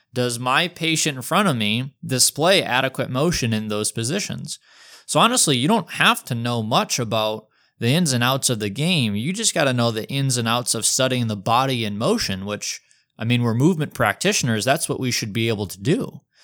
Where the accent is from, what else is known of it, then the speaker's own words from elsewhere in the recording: Detroit, Michigan, United States; moved away; also born or lived in Des Moines; competitive high school golfer growing up in the Metro Detroit area